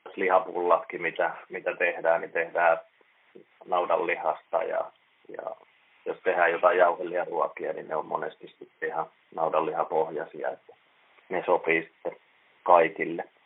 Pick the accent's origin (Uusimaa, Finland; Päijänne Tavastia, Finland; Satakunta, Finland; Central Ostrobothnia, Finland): Päijänne Tavastia, Finland; Lahti; moved away as an adult; now in Seinäjoki, Finland; Mä oon Lahdesta, Lahdesta kotoisin ja siellä käynyt ravintolakouluja jo yläasteella